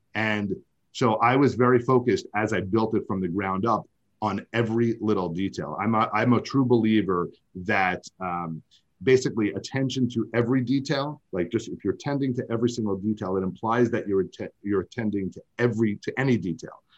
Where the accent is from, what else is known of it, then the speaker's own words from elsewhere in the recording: New York, United States; I'm from I'm from New York